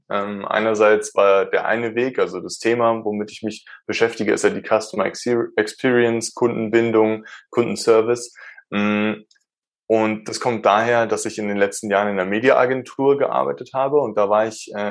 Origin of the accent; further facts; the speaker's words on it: Starnberg, Bavaria, Germany; Ich komme aus der Nähe von München. Ich bin, wurde hier geboren. Ich wurde in Starnberg geboren. Das ist ein bisschen weiter weg von da, wo ich jetzt wohne.